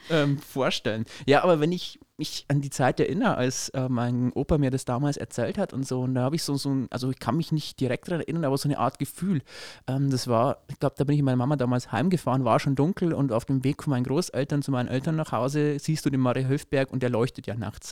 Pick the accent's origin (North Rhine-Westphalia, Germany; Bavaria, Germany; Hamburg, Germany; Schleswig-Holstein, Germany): Bavaria, Germany; Upper Palatinate; hier bei uns in der Oberpfalz